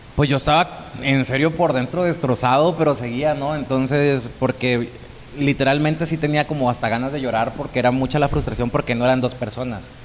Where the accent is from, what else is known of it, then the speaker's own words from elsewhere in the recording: Santo Domingo, Baja California Sur, Mexico; soy de Santo Domingo, California Sur, siempre me gusta decirlo, soy de ese pueblito.